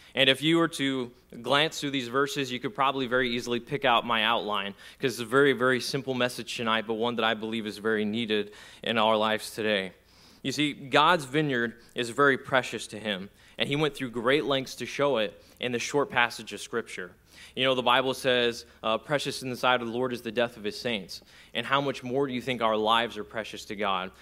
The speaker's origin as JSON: {"language": "English", "region": "Texas", "country": "United States", "tie": "born or raised there", "said": "where I grew up in Texas, we have a lot of black land"}